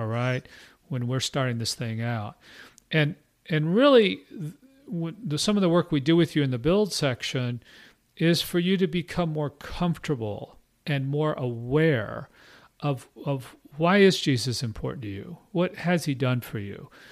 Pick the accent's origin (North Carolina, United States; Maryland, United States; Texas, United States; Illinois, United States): Texas, United States; Austin; also born or lived in Midwest / Houston / Burnet, Texas; I'm from Austin area